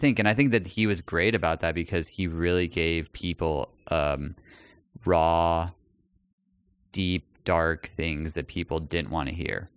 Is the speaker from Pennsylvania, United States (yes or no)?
no; El Paso, Texas, United States; moved away; when I moved away from El Paso